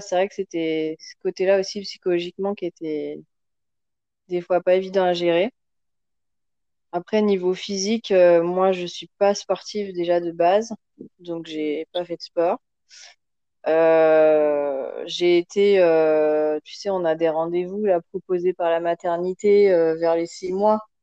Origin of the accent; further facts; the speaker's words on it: France; moved away as an adult; now in Senegal; moi, je suis française avec euh, des origines d'un peu partout